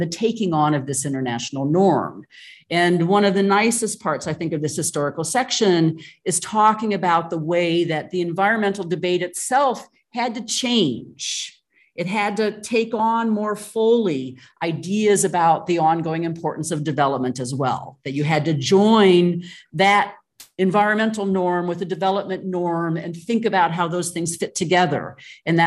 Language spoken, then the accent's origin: English; United States; moved away; it's my home country, the United States